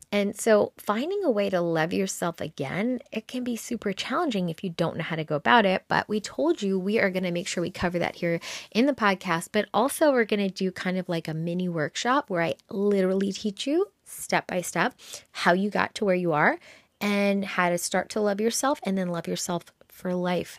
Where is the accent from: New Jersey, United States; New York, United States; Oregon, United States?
New York, United States; I'm a New Yorker